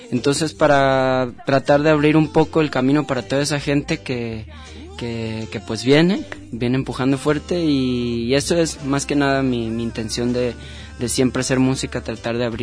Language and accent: Spanish; Guadalajara, Jalisco, Mexico; now in Ajijic, Mexico; yo, yo crecí en Santa Tere.